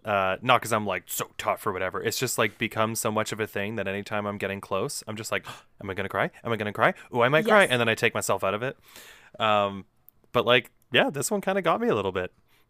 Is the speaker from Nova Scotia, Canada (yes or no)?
no; Winnipeg, Manitoba, Canada; Also, we're from Winnipeg. They can fucking deal with people shitting on where they live.